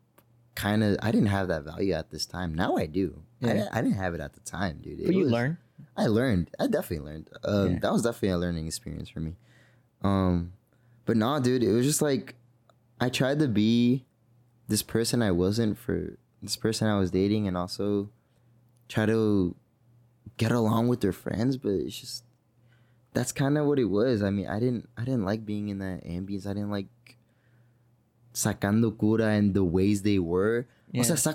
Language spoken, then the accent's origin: English; San Francisco, California, United States; I was born in San Francisco